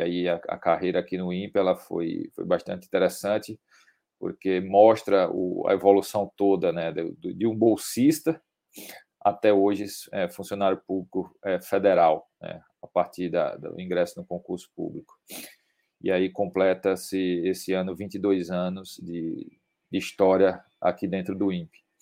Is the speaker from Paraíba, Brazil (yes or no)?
yes; Campina Grande, Paraíba, Brazil; eu sou paraibano, é, natural de, de Campina Grande